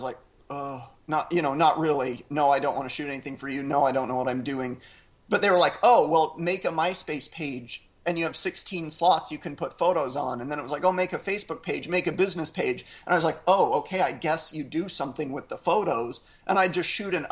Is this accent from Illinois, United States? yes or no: no; Orem, Utah, United States; I'm from Orem, Utah, a county of 300,000 people that's 97% white and 98% Mormon